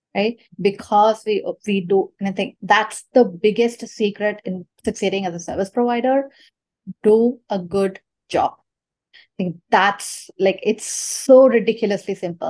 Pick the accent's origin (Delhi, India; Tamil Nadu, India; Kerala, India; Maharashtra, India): Tamil Nadu, India; Chennai; moved away; I'm from Chennai, India